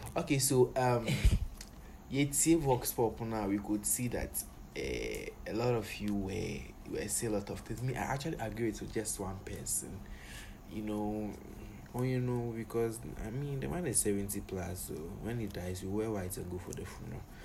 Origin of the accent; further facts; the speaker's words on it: Ghana; I really wish I wasn't a Ghanaian.